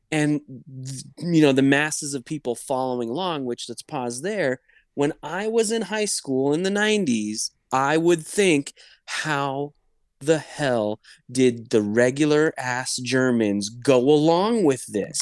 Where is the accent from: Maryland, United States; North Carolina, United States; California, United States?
California, United States; Los Angeles; first language English; I'm Persian. I was born in L A, so I kind of, you know, English is my first language